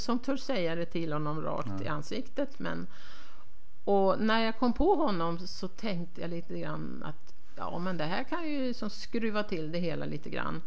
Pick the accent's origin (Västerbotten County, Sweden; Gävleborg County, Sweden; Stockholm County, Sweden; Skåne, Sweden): Stockholm County, Sweden; Stockholm; moved away as an adult; now in Härnösand, Sweden; Jag är uppvuxen i Stockholm men flyttade upp dit för att, att plugga